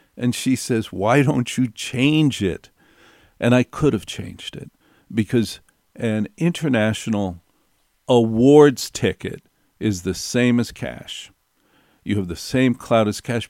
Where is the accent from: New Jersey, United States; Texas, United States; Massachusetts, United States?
New Jersey, United States; I grew up in North Jersey